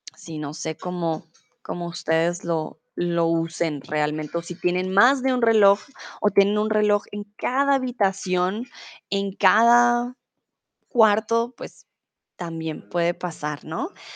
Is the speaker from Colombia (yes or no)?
yes; Colombia; also born or lived in Mexico; now in Germany; yo soy de Colombia